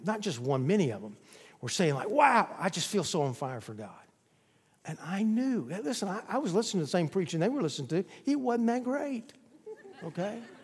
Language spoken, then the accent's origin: English; the South, United States; I was born in the South